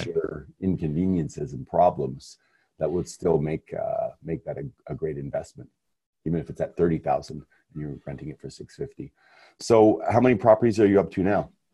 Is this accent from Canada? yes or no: yes; Montreal, Quebec, Canada; being Canadian, is in Canada, Montreal, where I come from